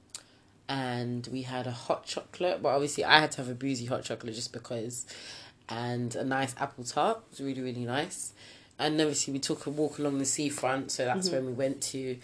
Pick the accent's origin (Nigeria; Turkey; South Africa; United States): Nigeria; us being Nigerian